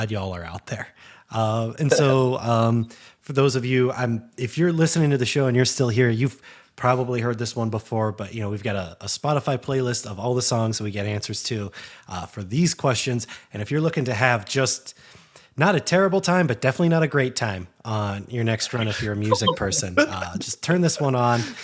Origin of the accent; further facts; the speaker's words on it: Eastern Ohio, United States; my hometown in Eastern Ohio